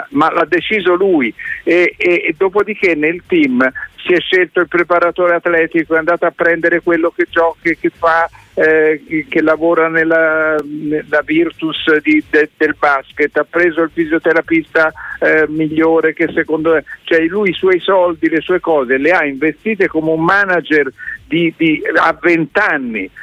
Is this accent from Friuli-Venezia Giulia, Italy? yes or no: no; between Arezzo and Anghiari, Tuscany, Italy; moved away; sono cresciuto sulla Libia fra Arezzo e Alghiari